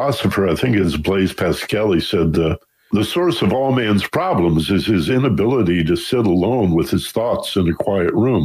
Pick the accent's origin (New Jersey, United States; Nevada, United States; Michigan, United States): Michigan, United States; now in Los Angeles, United States; I was born and raised in Michigan